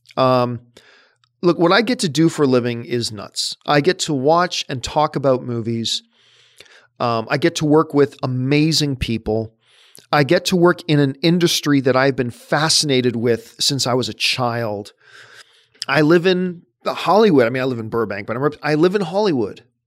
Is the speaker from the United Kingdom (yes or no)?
no; Canada; I'm Canadian